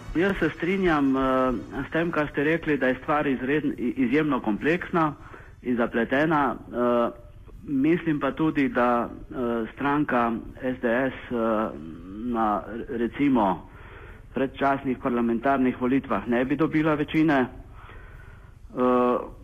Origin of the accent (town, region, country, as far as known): Slovenia